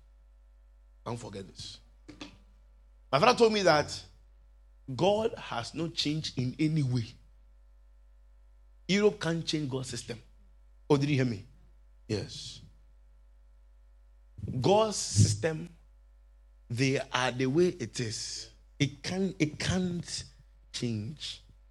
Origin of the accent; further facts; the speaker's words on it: Limbe, Southwest Region, Cameroon; And I come from Limbe too.